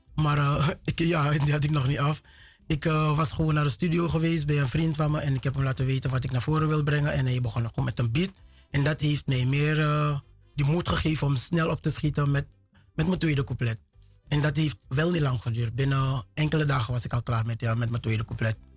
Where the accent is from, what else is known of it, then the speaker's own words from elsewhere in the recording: Paramaribo, Paramaribo District, Suriname; moved away as an adult; also born or lived in Lelydorp; now in Netherlands; Ik ben Geboren getogen Surinamer